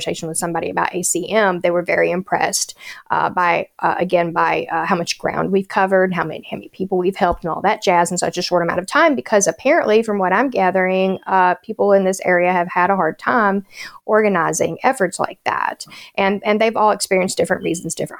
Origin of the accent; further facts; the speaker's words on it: Appalachia, United States; being an Appalachian native